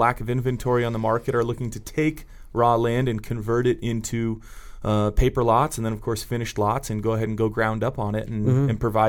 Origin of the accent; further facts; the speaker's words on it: Santa Cruz, California, United States; I'm from Santa Cruz, California originally, and you've seen the t-shirts Keep Santa Cruz Weird, and so it's a town populated with trustafarians and folks who don't work, and so I grew up in that world